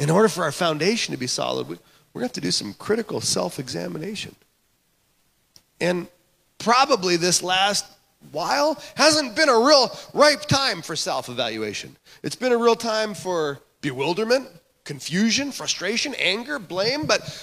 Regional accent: Canada; moved away; I grew up in Canada

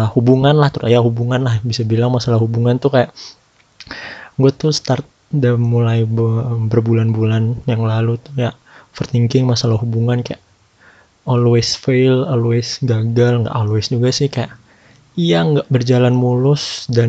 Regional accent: Jakarta, Indonesia; ini gue kan eh, orang Jakarta buat yang orang Jakarta kan tahu dulu itu Jakarta PSBB-nya strict lah ketat

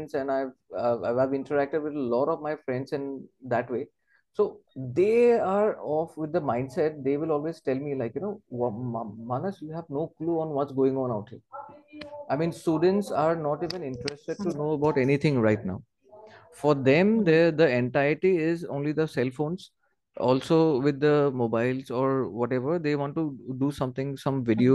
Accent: Assam, India; I'm from that place and I've grown from that place

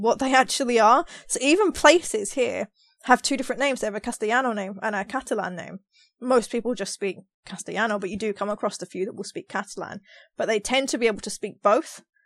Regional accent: London, United Kingdom; moved away as an adult; now in Australia; is it me with the accent 'cause I'm from London

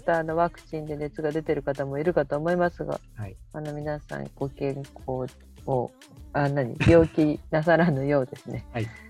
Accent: Kobuchizawa, Yamanashi, Japan; 私もともと小渕沢出身でしょ？

